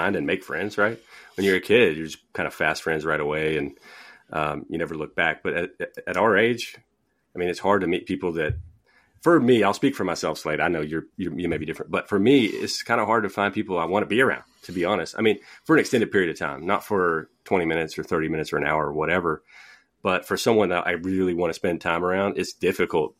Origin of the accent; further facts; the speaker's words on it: Houston, Texas, United States; moved away as an adult; also born or lived in Mississippi; now in Wylie, United States; I'm from Houston, but I'm living in the Dallas area now